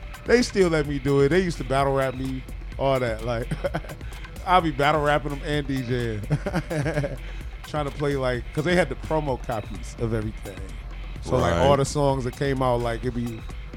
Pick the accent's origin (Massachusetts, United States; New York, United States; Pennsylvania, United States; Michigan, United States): Michigan, United States; Detroit; I'm from Detroit